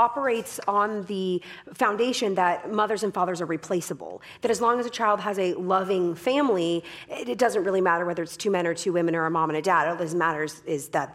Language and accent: English; Canada; I am Canadian, but I do not speak French